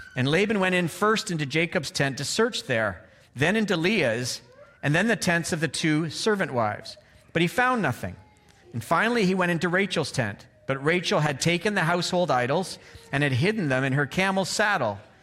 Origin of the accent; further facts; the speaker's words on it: Canada; moved away; I'm from Canada